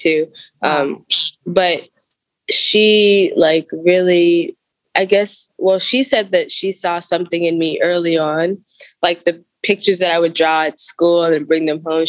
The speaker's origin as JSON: {"language": "English", "town": "Washington", "region": "District of Columbia", "country": "United States", "tie": "born or raised there", "also_born_or_lived": "Clinton, North Carolina", "said": "So I'm from Clinton, North Carolina, but I grew up in Washington, D.C."}